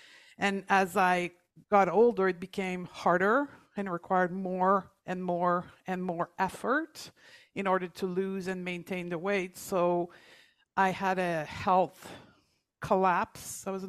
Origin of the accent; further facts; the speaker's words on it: Canada; And then I closed my clinic in Toronto. We're both from Canada.